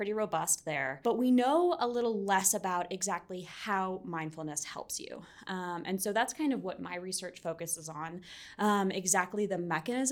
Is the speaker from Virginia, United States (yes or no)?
yes; Arlington, Virginia, United States; from Arlington, Virginia. Ah. Kind of born and raised there, right outside Washington, D.C.